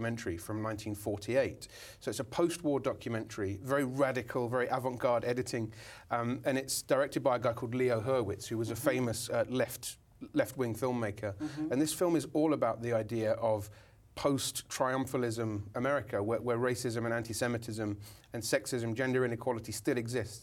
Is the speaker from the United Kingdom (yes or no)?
yes; United Kingdom; now in Brooklyn, United States; being a Brit, you know, being back home in the UK